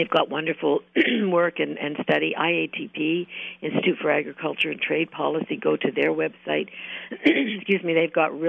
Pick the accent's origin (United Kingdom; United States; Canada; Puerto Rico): Canada; as a Canadian, I love working here